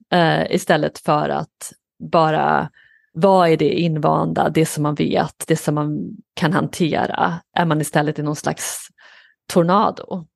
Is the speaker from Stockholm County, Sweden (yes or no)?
no; Skara, Västra Götaland, Sweden; moved away as an adult; now in New York, United States; jag är uppvuxen i en liten stad i Skara i Sverige